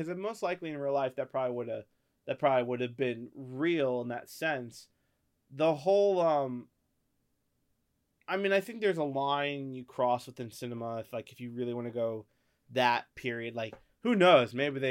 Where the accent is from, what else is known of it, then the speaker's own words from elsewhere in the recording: North Carolina, United States; It's growing up in North Carolina, and then it comes back, and you just start